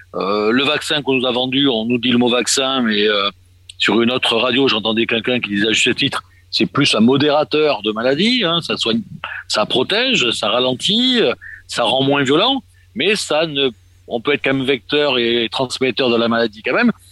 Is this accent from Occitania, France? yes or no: no; Marseille, Provence-Alpes-Côte d'Azur, France; moved away as an adult; now in Poland; je suis né à Marseille il y a quelques années